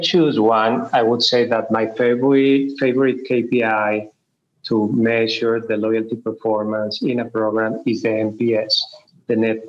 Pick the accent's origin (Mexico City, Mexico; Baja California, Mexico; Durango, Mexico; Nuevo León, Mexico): Mexico City, Mexico; English is a second language; moved away as an adult; now in Colombia; Yes, I born and raised in Mexico City.